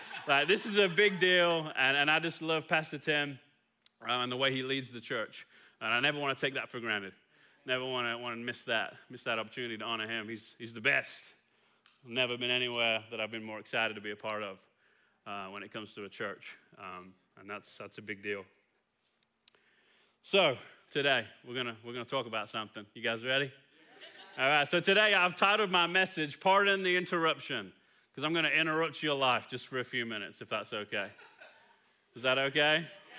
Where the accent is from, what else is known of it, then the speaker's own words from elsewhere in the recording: Kilgore, Texas, United States; Because after a few minutes, you're going to realize I'm not from here, right? I'm from Kilgore, just down 31 real quick.